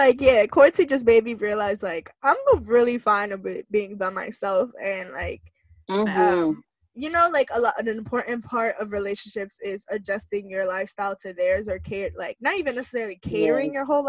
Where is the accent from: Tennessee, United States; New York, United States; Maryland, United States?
New York, United States; I'm obviously from New York